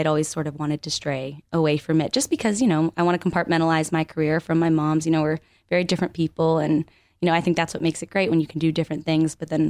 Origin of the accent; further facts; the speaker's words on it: Connecticut, United States; moved away as an adult; now in Los Angeles, United States; I grew up in Connecticut.